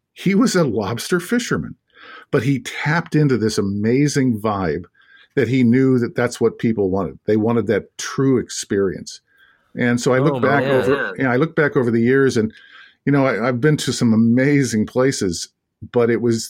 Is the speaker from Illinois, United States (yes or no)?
yes; Kankakee, Illinois, United States; I in a little town called Kankakee, Illinois, south suburbs of Chicago.